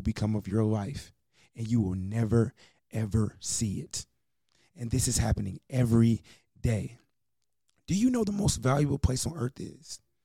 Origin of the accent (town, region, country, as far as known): United States